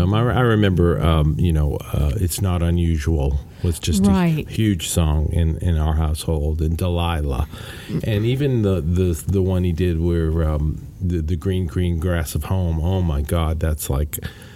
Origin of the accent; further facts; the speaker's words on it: Scotland, United Kingdom; My parents and myself being Scottish